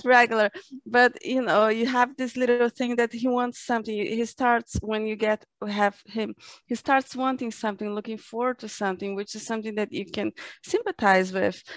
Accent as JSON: {"language": "English", "country": "Brazil", "said": "I'm from Brazil"}